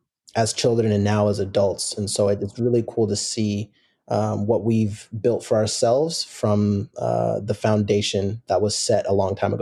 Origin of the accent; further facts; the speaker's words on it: Seattle, Washington, United States; Mm-hmm. Born and raised in Seattle, Washington, and played youth soccer in the Seattle area